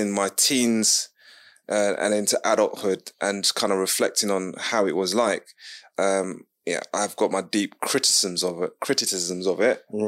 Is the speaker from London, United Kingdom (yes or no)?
yes; London, United Kingdom; also born or lived in Ladbroke Grove, London; I grew up in Fulham and I moved to Ladbroke Grove.